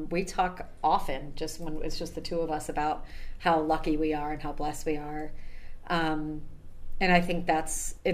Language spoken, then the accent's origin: English; Camillus, New York, United States; moved away as an adult; now in Syracuse, United States; I'm from Camillus